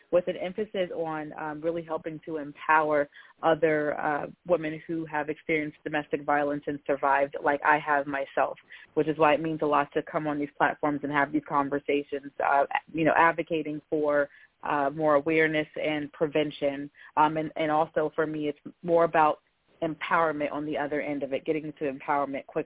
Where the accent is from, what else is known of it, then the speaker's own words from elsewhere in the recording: New Jersey, United States; also born or lived in Germany / Texas / Oklahoma; uh, grew up in a military family, so lived a lot of places. Uh, born in Germany. I am in New Jersey, which is my home state.